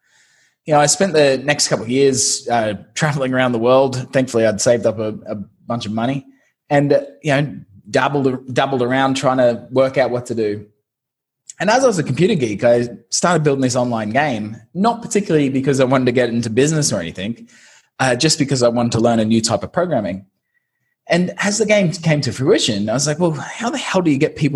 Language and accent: English; Brisbane, Queensland, Australia; moved away as an adult; also born or lived in London; now in Saigon, Vietnam; I'm originally from Brisbane, Australia